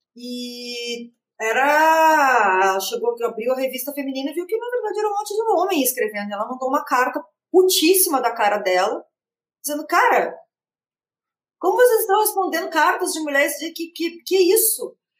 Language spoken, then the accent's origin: Portuguese; Rio Grande do Sul, Brazil; Eu ainda sou do Rio Grande do Sul, que é um estado que tem muitas Barbies